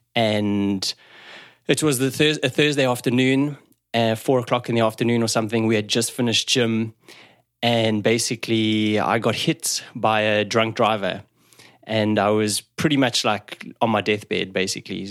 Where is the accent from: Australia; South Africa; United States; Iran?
South Africa; moved away; I grew up in South Africa